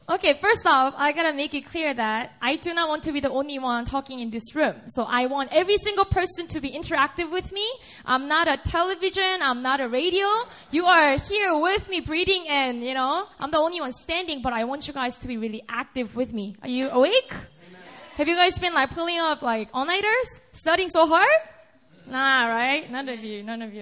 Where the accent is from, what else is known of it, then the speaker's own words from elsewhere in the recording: Busan, South Korea; I was born and raised up in Busan. It's a city in the south in Korea.